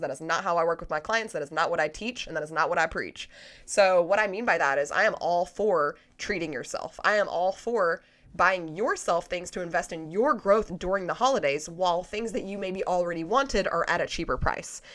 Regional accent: United States; as an American

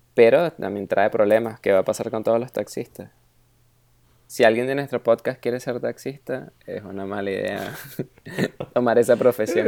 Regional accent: Venezuela; now in Germany; soy de Venezuela

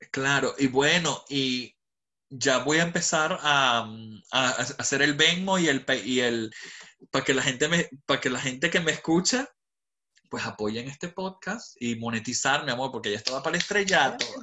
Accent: Venezuela; also born or lived in Dubai; now in London, United Kingdom; Yo soy venezolano, 100%

